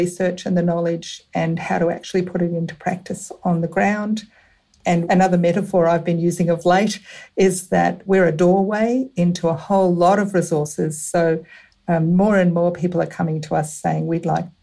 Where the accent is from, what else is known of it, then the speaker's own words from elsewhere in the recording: Western Victoria, Australia; also born or lived in Melbourne; now in Ballarat, Australia; I was born in a small country town and grew up on a farm in Western Victoria.